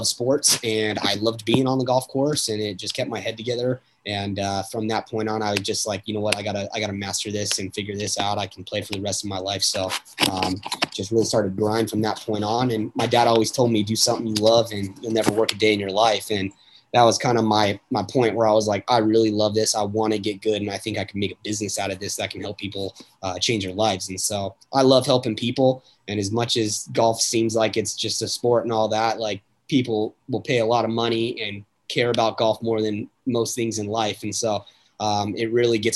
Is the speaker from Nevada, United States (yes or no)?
yes; Las Vegas, Nevada, United States; also born or lived in Reno, Nevada; I grew up in Vegas. Been here forever.